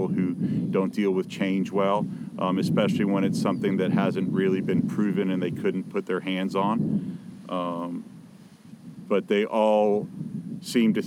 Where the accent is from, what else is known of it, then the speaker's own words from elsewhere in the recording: Miami, Florida, United States; now in West Coast of Florida, United States; I was born and raised in Miami.